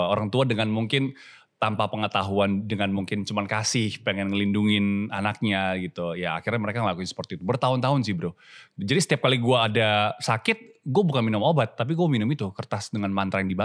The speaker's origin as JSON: {"language": "Indonesian", "town": "Medan", "region": "North Sumatra", "country": "Indonesia", "said": "gue Cina, okay. Cina Medan."}